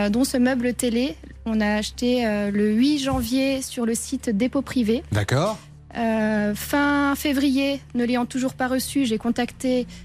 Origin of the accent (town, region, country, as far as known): Grand Est, France; now in Tourves, France